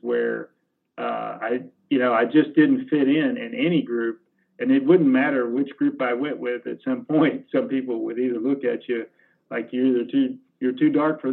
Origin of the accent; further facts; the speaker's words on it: Alabama, United States; growing up in Alabama in middle school